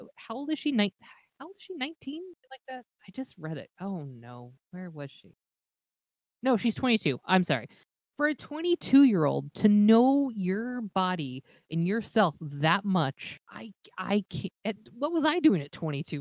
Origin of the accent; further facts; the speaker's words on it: Los Angeles, California, United States; now in Minneapolis, United States; I'm originally from Los Angeles